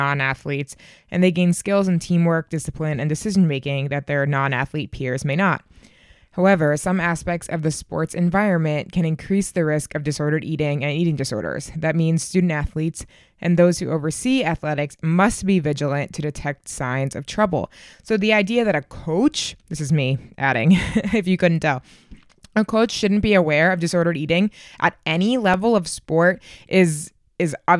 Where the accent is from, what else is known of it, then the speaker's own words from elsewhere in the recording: Boston, Massachusetts, United States; My hometown marathon, the Boston Marathon